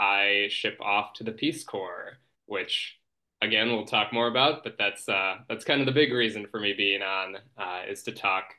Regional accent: Milwaukee, Wisconsin, United States; also born or lived in Minneapolis, Minnesota; Like Nat said, I am from Milwaukee, Wisconsin, originally. That's actually where I am right now, because I recently, like 2 weeks ago, moved back from Minneapolis

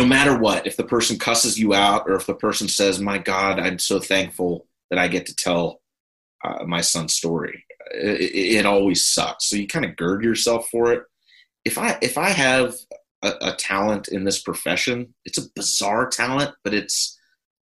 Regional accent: Pittsburgh, Pennsylvania, United States; moved away; the house that I grew up in Pittsburgh

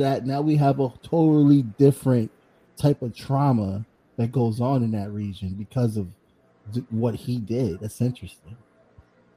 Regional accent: Bridgeport, Connecticut, United States; where I grew up at in Bridgeport, it was like a mixture of a lot of Puerto Ricans and Black people

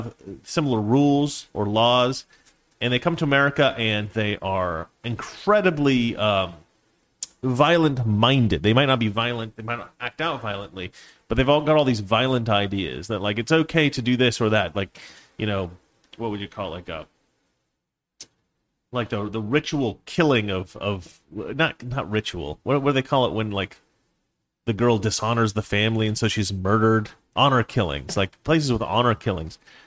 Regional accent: Oregon, United States; also born or lived in Washington; my home state of Oregon, and Washington, where my family lived for many years.

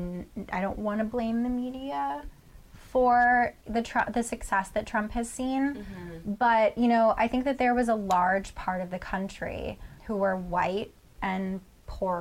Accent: Northeast Ohio, United States; I'm from Northeast Ohio

